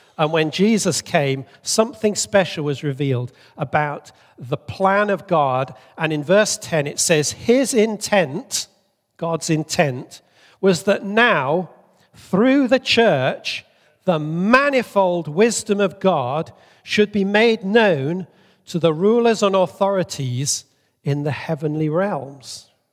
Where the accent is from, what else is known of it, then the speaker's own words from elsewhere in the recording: Bolivia; moved away; I grew up in Bolivia